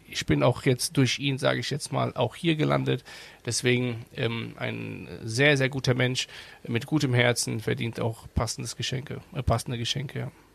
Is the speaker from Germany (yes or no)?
yes; Germany; klar bin ich hier aufgewachsen in Deutschland